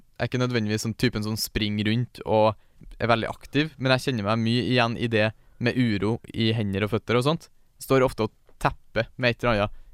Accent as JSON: {"language": "Norwegian", "town": "Steinkjer", "region": "Trøndelag", "country": "Norway", "tie": "born or raised there", "said": "Jeg er født og oppvokst i Steinkjer"}